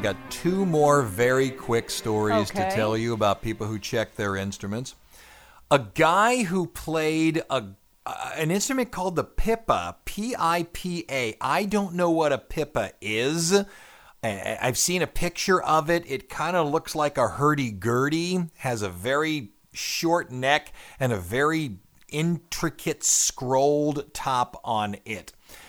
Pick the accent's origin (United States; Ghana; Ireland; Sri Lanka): United States; Louisiana; I'm from Louisiana.